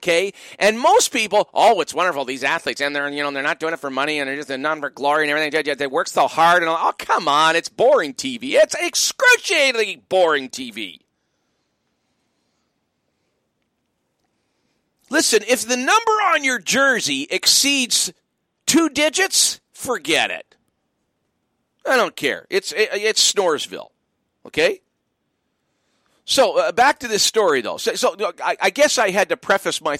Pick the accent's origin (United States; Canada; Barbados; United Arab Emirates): Canada; I'm as patriotic as anybody. I love being Canadian.